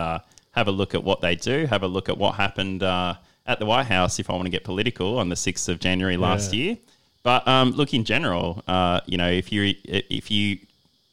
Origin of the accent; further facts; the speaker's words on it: Australia; also born or lived in Western Sydney; we're all Australian